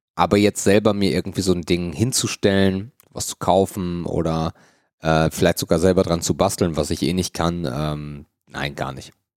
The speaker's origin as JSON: {"language": "German", "country": "Germany", "said": "bei uns in Deutschland"}